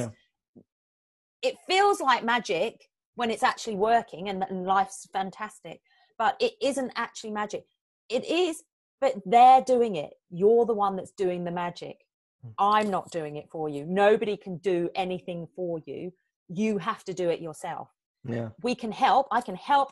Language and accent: English; England, United Kingdom; moved away as an adult; now in New Zealand; I'm originally from England, as you can probably tell by my accent. But um, I've been living in New Zealand for the past 19 years